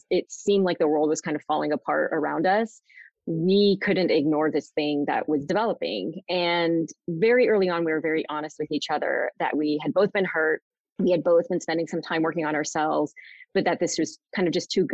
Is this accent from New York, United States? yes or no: no; Southern California, United States; also born or lived in Sacramento, California; I live in Sacramento, California. I grew up in Southern California